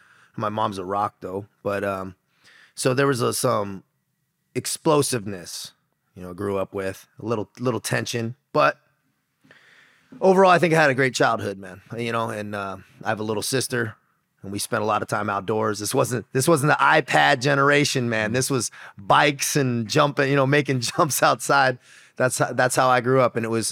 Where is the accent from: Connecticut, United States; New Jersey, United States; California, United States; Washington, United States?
California, United States; San Diego; Dude, I grew up in San Diego, California. My dad was in the Marines, so I grew up on a Marine base for a little bit. And then we just stayed in California. So I had that SoCal bro lifestyle